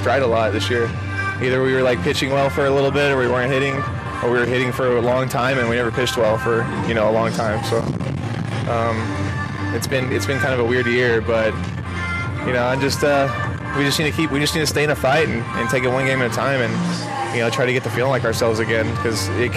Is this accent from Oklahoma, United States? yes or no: yes; Oklahoma, United States; growing up in Oklahoma